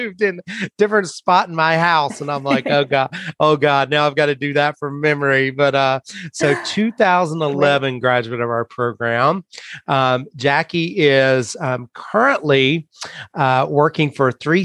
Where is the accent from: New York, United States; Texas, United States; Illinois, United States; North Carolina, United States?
North Carolina, United States; as a North Carolina kid